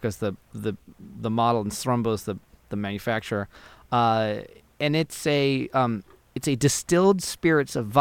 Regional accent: San Diego, California, United States; I grew up in San Diego

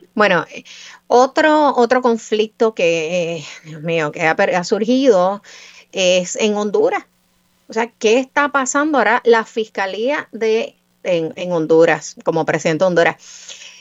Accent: Puerto Rico; nosotros somos puertorriqueños

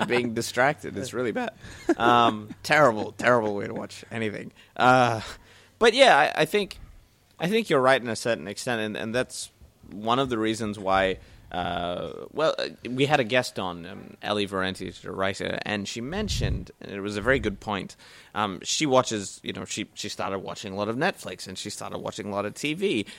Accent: New Zealand; moved away; I'm from New Zealand

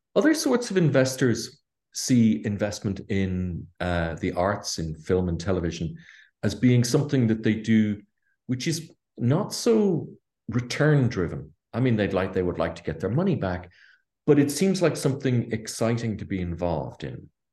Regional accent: Ireland; I'm Irish, grew up here in Ireland

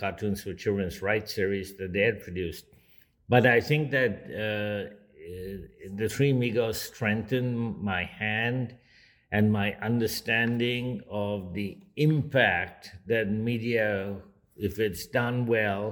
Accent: India; moved away; also born or lived in Kolkata, India / Mumbai, India; I grew up in Calcutta and Bombay, as they were then called

